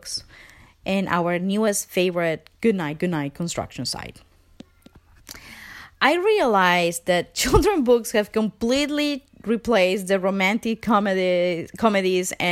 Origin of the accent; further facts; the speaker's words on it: Venezuela; English is a second language; moved away as an adult; now in Canada; I am from Venezuela. I've been living in Canada for 9 years now, I think. English is my second language.